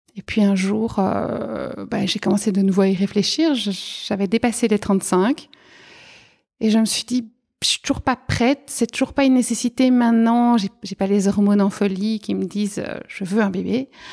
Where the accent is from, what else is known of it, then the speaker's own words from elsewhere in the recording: Arlon, Wallonia, Belgium; moved away as an adult; now in Brussels, Belgium; je suis originaire à la base d'Arlon, donc euh, vraiment à la frontière euh, Belgique-Luxembourg